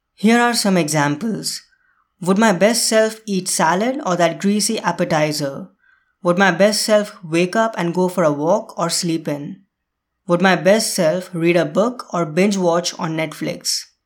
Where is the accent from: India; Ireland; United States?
India; India, my home country